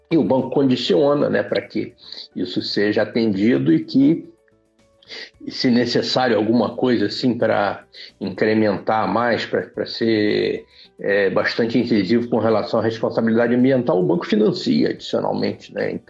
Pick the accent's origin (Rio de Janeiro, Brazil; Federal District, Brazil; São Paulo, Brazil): Rio de Janeiro, Brazil; Eu sou carioca, é... sempre morei no Rio, Fui criado na Tijuca, estudei numa aplicação da UERJ, mas eu sou tão velho que na época ainda era o EG, que ainda era o estado da Guanabara.